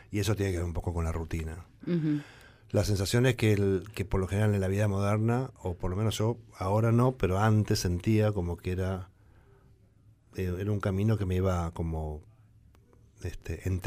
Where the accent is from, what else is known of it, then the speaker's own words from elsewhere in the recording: Tucumán, Argentina; yo soy de Tucumán